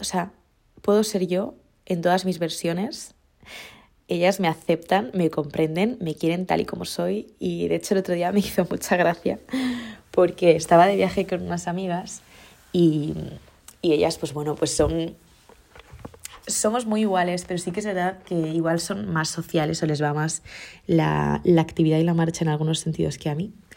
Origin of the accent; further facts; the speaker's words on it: Mallorca, Balearic Islands, Spain; now in Madrid, Spain; yo tengo la grandiosísima suerte de ser de Mallorca y de haber nacido en este lugar y de poder tener raíces aquí